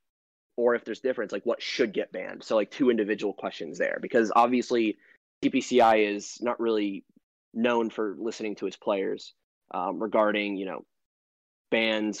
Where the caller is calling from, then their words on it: Atlanta, Georgia, United States; I'm calling from Atlanta, Georgia